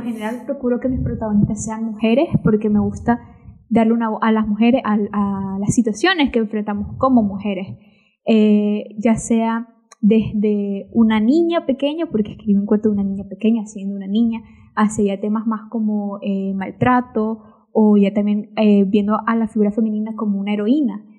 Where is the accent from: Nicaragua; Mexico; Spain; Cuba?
Nicaragua; soy nicaragüense